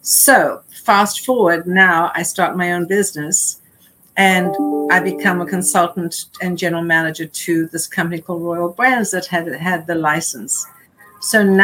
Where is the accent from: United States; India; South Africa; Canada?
South Africa; moved away; growing up in South Africa